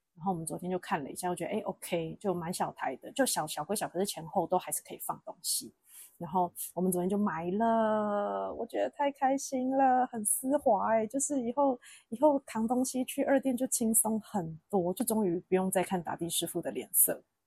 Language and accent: Chinese; Taiwan; moved away as an adult; now in Chengdu, China; 我们台湾人就习惯这样子嘛